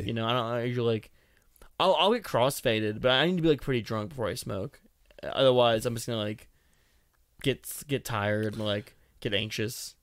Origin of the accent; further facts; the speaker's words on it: Boston, Massachusetts, United States; I'm from Boston